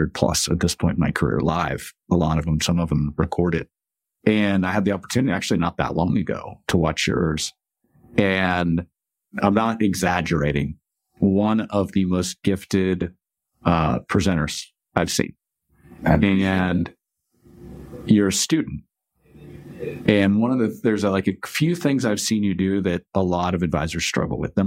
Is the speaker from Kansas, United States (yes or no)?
yes; Kansas, United States; growing up in Kansas